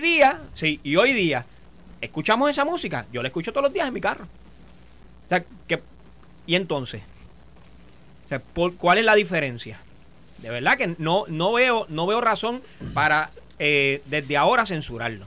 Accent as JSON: {"language": "Spanish", "country": "Puerto Rico", "said": "como puertorriqueños"}